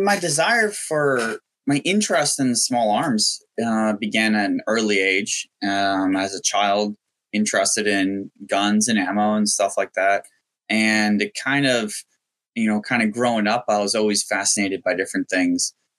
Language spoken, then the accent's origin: English; Myanmar; It wasn't the sort of most exotic thing in the world. I mean, it's a military dictatorship, and I went to an international school